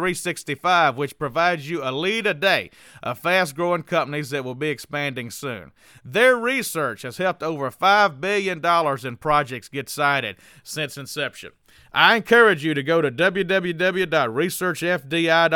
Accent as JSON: {"language": "English", "town": "New Orleans", "region": "Louisiana", "country": "United States", "accent": "New Orleans", "said": "I've got my New Orleans accent out"}